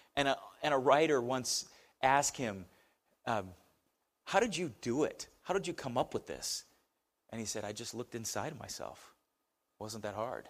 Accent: United States; as an American

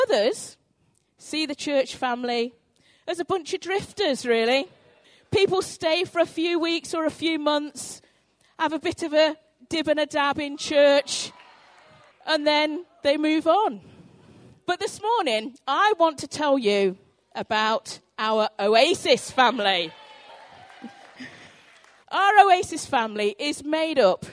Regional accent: North Devon, South West England, United Kingdom; when I was growing up in North Devon, my mum owned a sweet shop

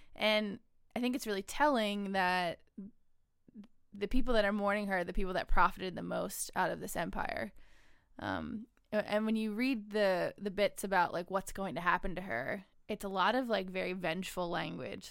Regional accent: United States; an American citizen

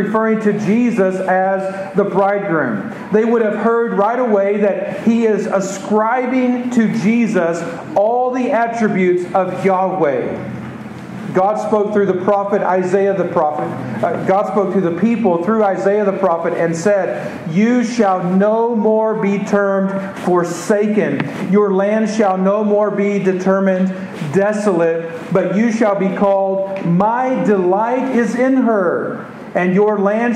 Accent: Texas, United States; I'm from Texas

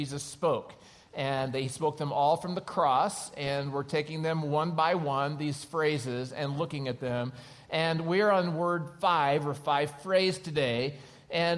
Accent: Oklahoma, United States; now in California, United States; I grew up in Oklahoma

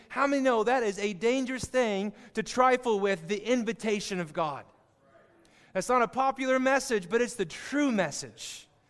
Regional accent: Kansas, United States; I grew up in Kansas, saw a lot of it

